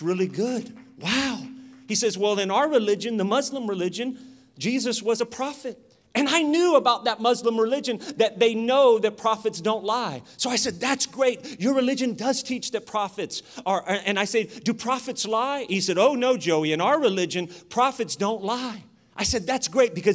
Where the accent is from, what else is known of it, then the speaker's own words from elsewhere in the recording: Sacramento, California, United States; I'm from Oak Park, Sacramento.